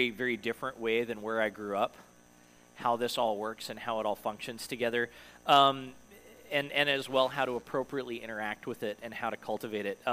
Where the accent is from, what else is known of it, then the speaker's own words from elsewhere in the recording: Denver, Colorado, United States; moved away; I grew up in Denver, Colorado, and it's basically high desert